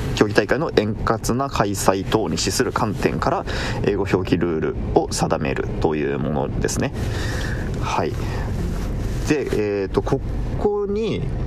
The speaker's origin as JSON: {"language": "Japanese", "region": "Kumamoto", "country": "Japan", "tie": "born or raised there", "said": "ちなみに僕は熊本、出身が熊本なので"}